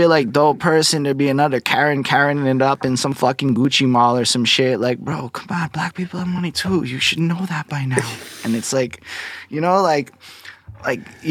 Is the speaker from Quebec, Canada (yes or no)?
yes; Montreal, Quebec, Canada; accent: Montreal accent; I'm from Montreal, Quebec. This is a Montreal accent, I suppose.